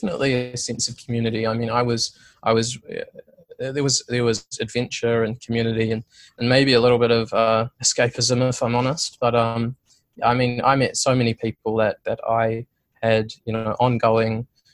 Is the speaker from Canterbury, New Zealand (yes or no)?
yes; Christchurch, Canterbury, New Zealand; I grew up in Christchurch for the most part